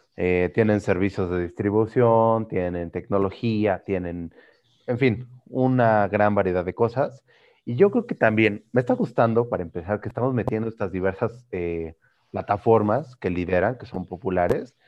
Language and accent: Spanish; Mexico; los mexicanos que somos